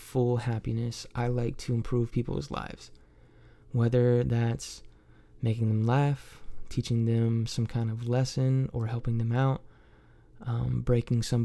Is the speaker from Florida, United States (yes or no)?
no; Troy, Ohio, United States; moved away as an adult; also born or lived in Kentucky; I'm from Troy, Ohio